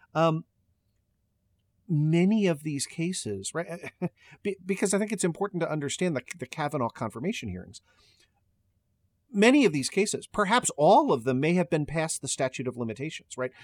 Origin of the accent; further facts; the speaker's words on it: Maryland, United States; my home state of Maryland